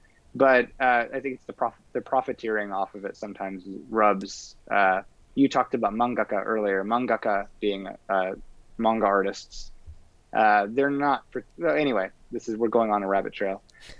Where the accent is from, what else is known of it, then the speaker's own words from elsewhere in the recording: Effingham, Illinois, United States; accent: Midwest; moved away as an adult; now in Japan; But yeah, I'm from Illinois. I could tell you I'm from a tiny town called Effingham.